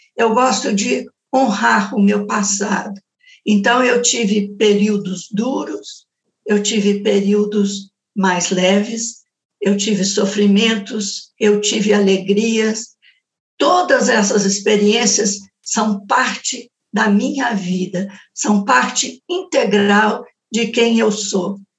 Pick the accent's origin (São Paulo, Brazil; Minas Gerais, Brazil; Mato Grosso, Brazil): Minas Gerais, Brazil; Belo Horizonte; quando eu era jovem em Belo Horizonte